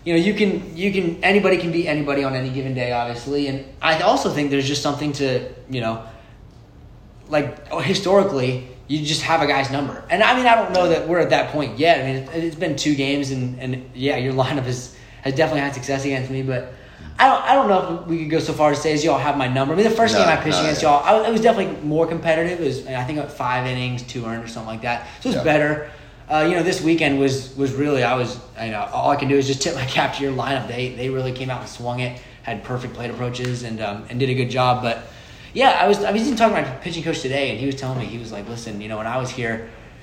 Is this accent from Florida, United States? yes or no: yes; Bradenton, Florida, United States; now in Lake Wales, United States; I'm from Bradenton, Florida. Went to Lakewood Ranch High School, played there for 3 years